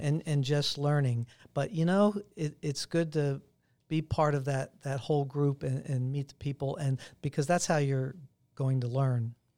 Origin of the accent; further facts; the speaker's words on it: Pittsburgh, Pennsylvania, United States; moved away; Pittsburgh is a hometown, my hometown